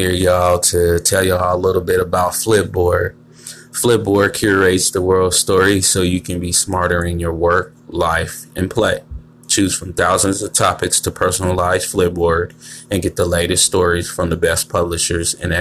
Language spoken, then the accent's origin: English; San Francisco, California, United States; born or raised there; also born or lived in Chicago, Illinois